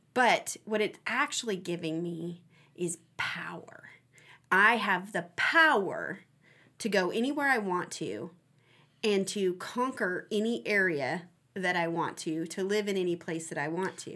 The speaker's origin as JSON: {"language": "English", "country": "United States", "said": "here in America, I I, I have an understanding as an American"}